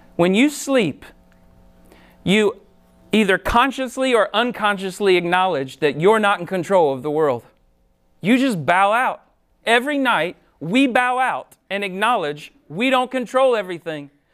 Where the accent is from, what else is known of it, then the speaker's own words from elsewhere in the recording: Ohio, United States; moved away as an adult; I grew up in Ohio, moved here fifteen years ago to help start Summit Church